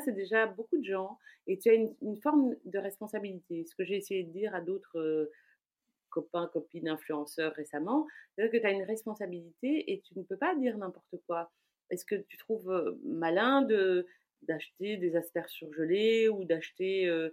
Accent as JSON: {"language": "French", "town": "Brussels", "region": "Brussels-Capital Region", "country": "Belgium", "tie": "born or raised there", "said": "je suis bruxelloise, née à Bruxelles, de parents étrangers, mais née à Bruxelles il y a déjà donc 47 ans"}